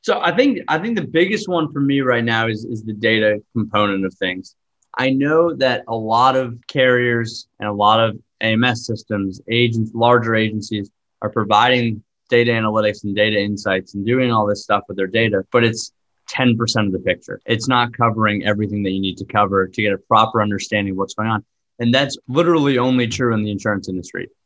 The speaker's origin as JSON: {"language": "English", "town": "Boston", "region": "Massachusetts", "country": "United States", "tie": "born or raised there", "said": "I grew up in Boston, about 20 minutes outside the city"}